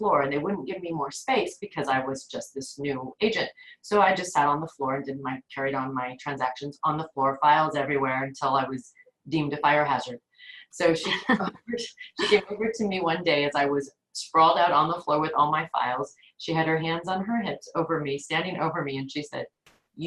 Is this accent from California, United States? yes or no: yes; Los Angeles, California, United States; I grew up here in the San Fernando Valley, which is in the northern part of Los Angeles